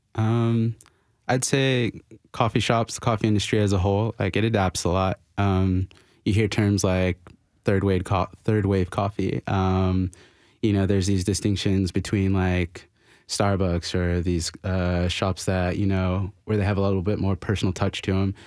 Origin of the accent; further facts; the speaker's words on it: Florida, United States; now in Nashville, United States; I'm from Florida